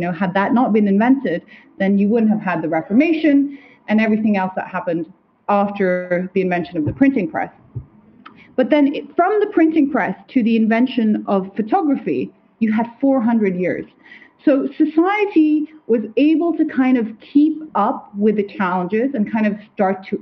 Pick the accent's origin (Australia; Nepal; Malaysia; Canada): Nepal; Kathmandu, Bagmati; moved away; I'm half Nepalese, right? I grew up in Kathmandu